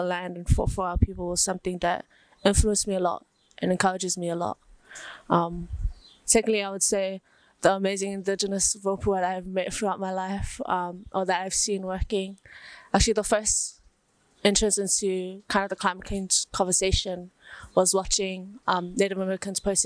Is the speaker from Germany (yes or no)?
no; Auckland, New Zealand; also born or lived in Savai'i, Samoa; Born and raised in Mangere, South Auckland, from the villages of Whareai and Sungunge in Sawa'i, Samoa.